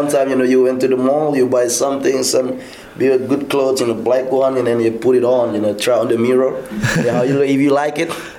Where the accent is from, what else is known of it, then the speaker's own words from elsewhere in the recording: Sulawesi, Indonesia; English is a second language; moved away as an adult; now in Bali, Indonesia; I was born in Northeast Indonesia, Sulawesi. That's Sulawesi Island. I was born and raised there, and then, you know, but my parents originally, they came from Bali. They're from West Bali.